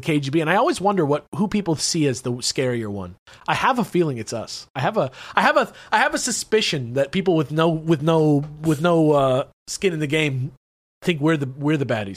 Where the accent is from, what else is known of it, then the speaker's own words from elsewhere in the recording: United States; I'm American